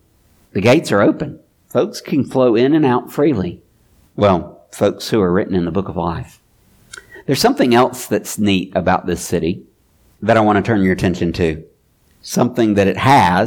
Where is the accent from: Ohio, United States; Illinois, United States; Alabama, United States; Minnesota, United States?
Alabama, United States; Mobile; I'm from Mobile